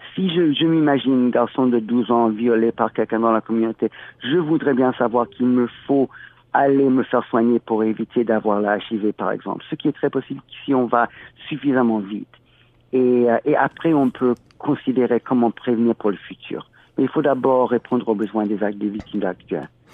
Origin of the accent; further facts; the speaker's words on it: California, United States; moved away as an adult; also born or lived in Haiti; now in Toronto, Canada; chez moi en Californie